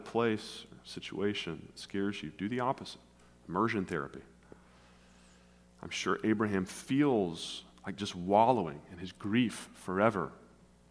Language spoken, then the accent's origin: English; West Tennessee, United States; moved away as an adult; also born or lived in South Carolina / Nashville, Tennessee / northern Indiana; now in St. Louis, United States; I grew up in West Tennessee